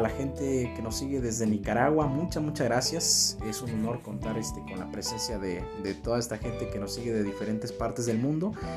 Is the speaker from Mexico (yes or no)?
yes; Mexico; como mexicanos